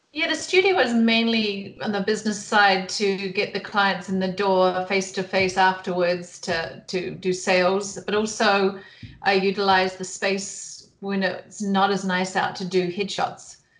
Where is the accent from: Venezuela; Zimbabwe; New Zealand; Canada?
New Zealand; moved away as an adult; now in Bend, United States; I was born and raised in New Zealand, and ventured off after university and saw the world, and then ended up in the U.S.